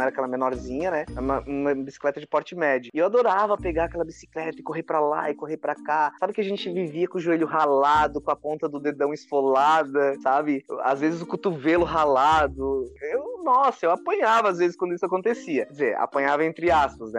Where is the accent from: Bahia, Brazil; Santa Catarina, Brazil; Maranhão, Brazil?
Santa Catarina, Brazil; Laguna; now in Tubarão, Brazil; Eu moro em Tubarão, Santa Catarina, nascido em Laguna